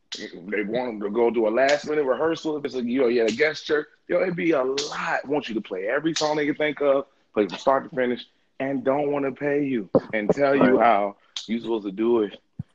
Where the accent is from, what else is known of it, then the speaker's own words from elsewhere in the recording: Virginia, United States; I am from Virginia, born and raised.